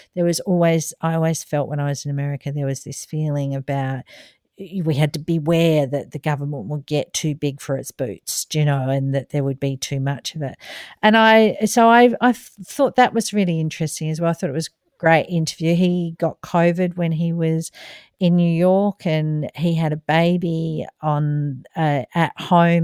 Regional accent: Australia; as an Australian

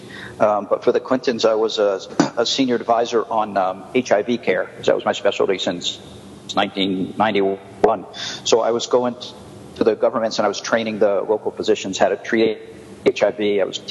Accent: New Jersey, United States; moved away as an adult; also born or lived in California; now in Thailand; I grew up in New Jersey in the U.S., and then I spent about 20 years in California until about 2003

